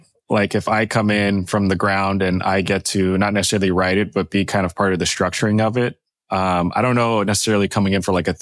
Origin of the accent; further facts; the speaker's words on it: Bay Area, California, United States; now in Los Angeles, United States; I grew up in the Bay Area, grew up around all these tech companies